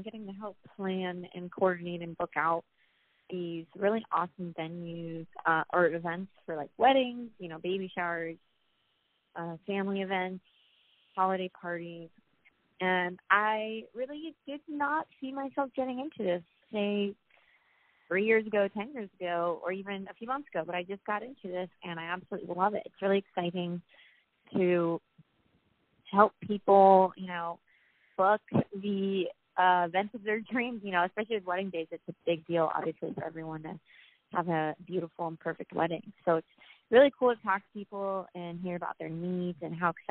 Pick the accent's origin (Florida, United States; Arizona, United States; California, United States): Florida, United States; now in Los Angeles, United States; I'm from Florida, 21 years old